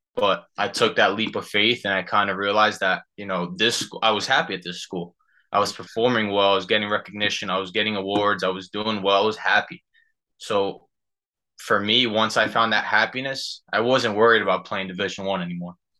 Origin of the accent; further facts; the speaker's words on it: Union, New Jersey, United States; I'm from Union, New Jersey